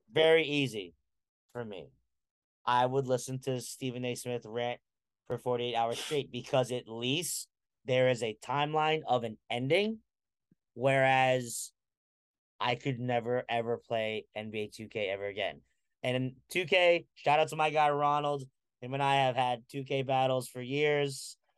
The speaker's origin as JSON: {"language": "English", "country": "Philippines", "said": "I'm a Filipino"}